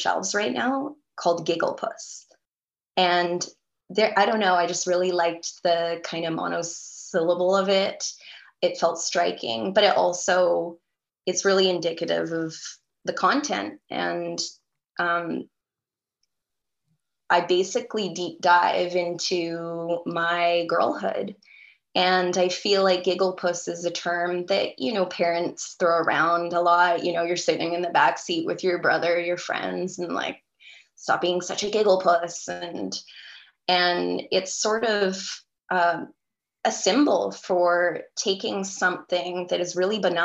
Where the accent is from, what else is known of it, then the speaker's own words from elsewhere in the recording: North Vancouver, British Columbia, Canada; also born or lived in Langley, British Columbia; I was born in North Vancouver, and I spent the first 10 years of my life in North Vancouver.